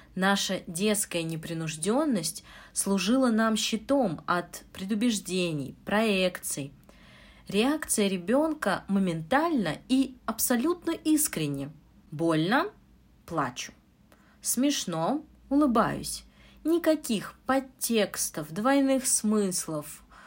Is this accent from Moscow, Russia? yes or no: yes; Moscow, Russia; Я учитель английского из Москвы.